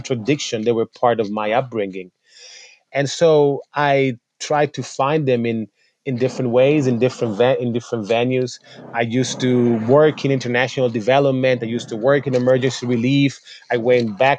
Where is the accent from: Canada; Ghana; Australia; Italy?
Italy; I was born in Italy. My mom is Italian and my dad was Senegalese Gambian. I grew up in a country where my body and my cultural background wasn't represented.